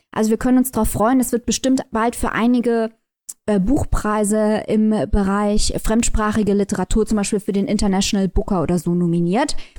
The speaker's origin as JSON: {"language": "German", "country": "Germany", "said": "als Deutsche"}